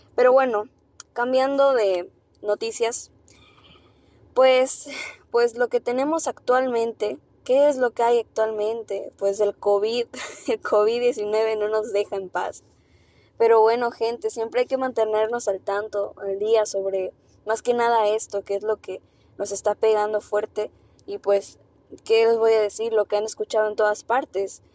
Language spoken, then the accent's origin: Spanish; Mexico; así somos los mexicanos